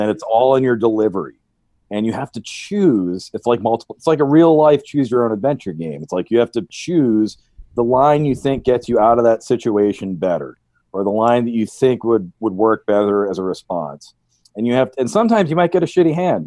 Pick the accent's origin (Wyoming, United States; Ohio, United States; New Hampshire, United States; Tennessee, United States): New Hampshire, United States; moved away; I'm a hick from New Hampshire